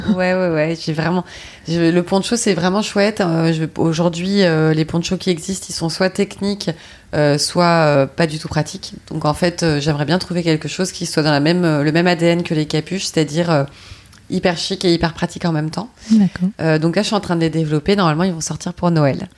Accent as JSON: {"language": "French", "town": "Paris", "region": "Île-de-France", "country": "France", "said": "je suis parisienne"}